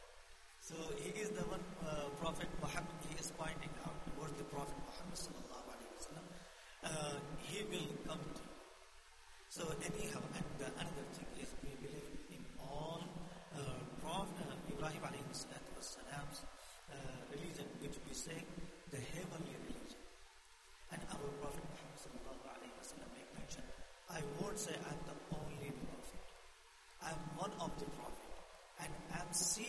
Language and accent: English; India; moved away; I born and raised in India